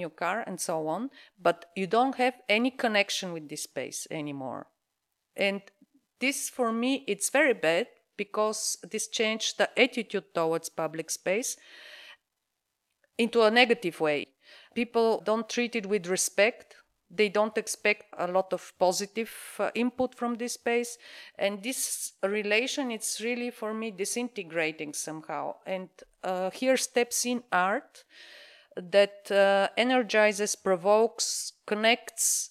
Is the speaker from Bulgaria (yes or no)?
yes; Sofia, Sofia City, Bulgaria; I grew up in Sofia. This is the capital of Bulgaria